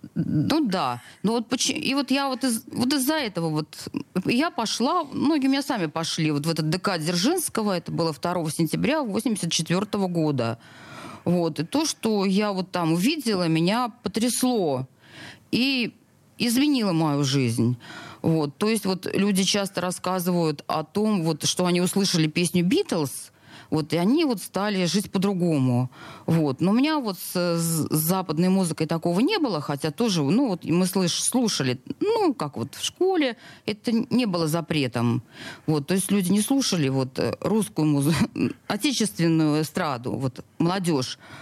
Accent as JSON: {"language": "Russian", "region": "Saint Petersburg", "country": "Russia", "tie": "born or raised there", "said": "Я родилась в Снегиревке. Это роддом в центре Петербурга. Жила в, в, у пяти углов в коммунальной квартире огромной"}